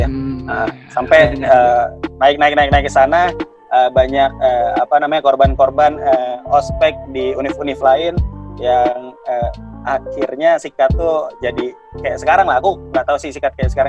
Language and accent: Indonesian; Java, Indonesia